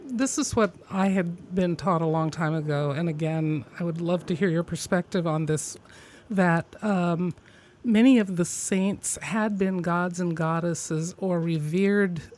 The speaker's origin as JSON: {"language": "English", "region": "Midwest", "country": "United States", "said": "I'm from the Midwest"}